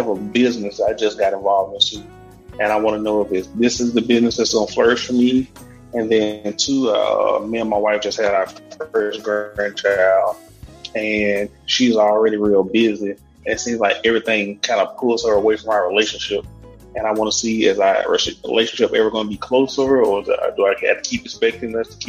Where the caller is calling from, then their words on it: Meridian, Mississippi, United States; Meridian, Mississippi.